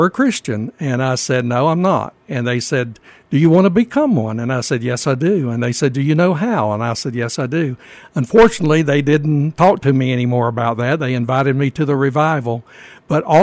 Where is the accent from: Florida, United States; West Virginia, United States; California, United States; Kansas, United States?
Florida, United States; Wildwood; also born or lived in Leesburg, Florida; I was born in Leesburg, Florida, and reared in Wildwood, Florida, about 12 miles due west